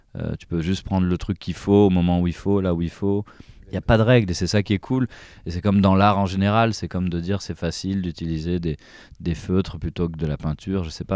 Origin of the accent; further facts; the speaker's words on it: France; on, est quand même né en France